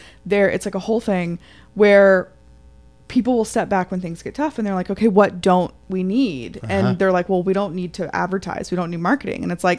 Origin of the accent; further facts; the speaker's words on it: Atlanta, Georgia, United States; now in Chattanooga, United States; I'm from Atlanta.